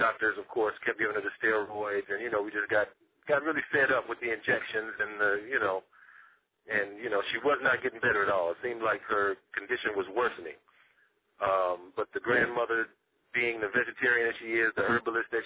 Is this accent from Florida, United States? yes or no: no; Houston, Texas, United States; I'm from Houston, Texas